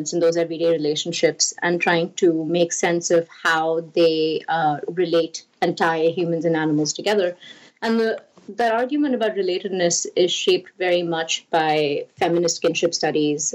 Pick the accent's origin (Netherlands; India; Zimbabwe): India; moved away; I grew up in India